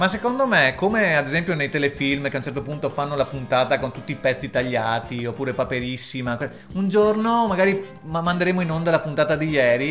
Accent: Venice, Veneto, Italy; ritornavo alle mie origini, povere

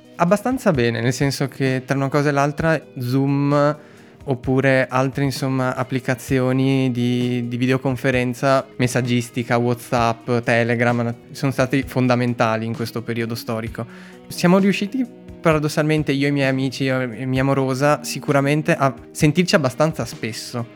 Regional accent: Treviso, Veneto, Italy; siamo tornati a casa a Treviso sia io sia lei siamo io di Treviso

